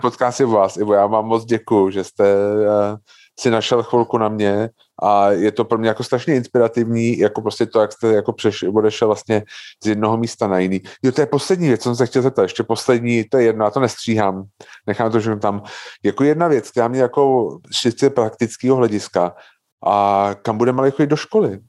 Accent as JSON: {"language": "Czech", "region": "Prague", "country": "Czechia", "said": "já jsem jako fakt typický, jako, když to řeknu blbě, jako Pražák"}